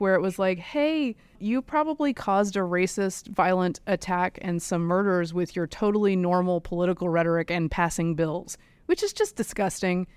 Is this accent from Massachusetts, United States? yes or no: no; inland North Carolina, United States; moved away; Some schools, even in my hometown, inland North Carolina